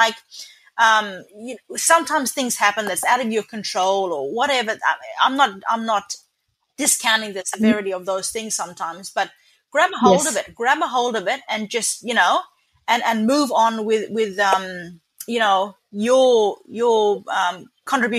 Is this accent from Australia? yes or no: yes; Kununurra, Western Australia, Australia; also born or lived in Halls Creek / West Kimberley; I pretty well grew up in Cunanarra, and this is where I've spent